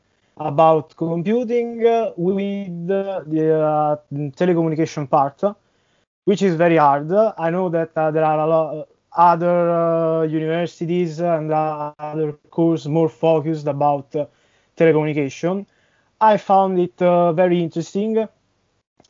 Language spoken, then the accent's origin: English; central Italy, Italy; I'm from Italy, from the center part